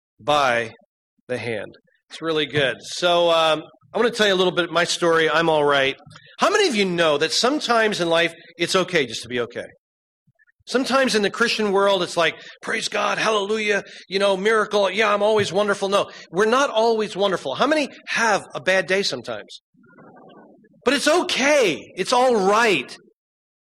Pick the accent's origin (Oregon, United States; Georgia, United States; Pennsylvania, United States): Pennsylvania, United States; Berks County; I went to Muhlenberg High School out in Berks County and went through school